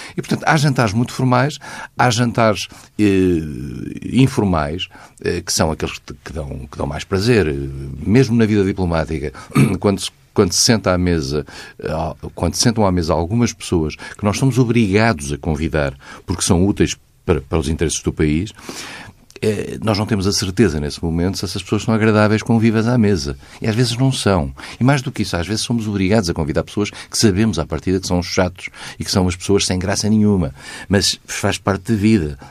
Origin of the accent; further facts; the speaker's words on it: Vila Real, Norte, Portugal; moved away; also born or lived in Lisbon; sou de Vila Real e vivi em Lisboa